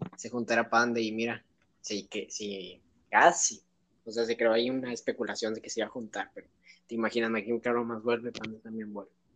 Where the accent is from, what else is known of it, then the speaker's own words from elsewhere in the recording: Monterrey, Nuevo León, Mexico; somos aquí de Monterrey